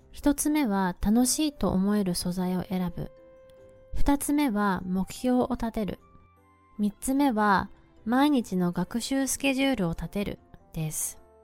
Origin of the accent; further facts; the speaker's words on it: Japan; first language Japanese; 私は日本人で、日本語を勉強したことはないのですが、長年英語を勉強してきました